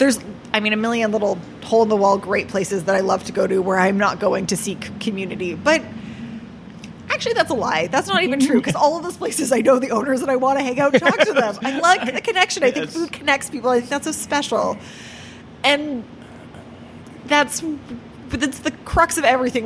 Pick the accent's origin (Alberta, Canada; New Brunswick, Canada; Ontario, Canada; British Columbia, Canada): Ontario, Canada; Toronto; now in Vancouver, Canada; I grew up in Toronto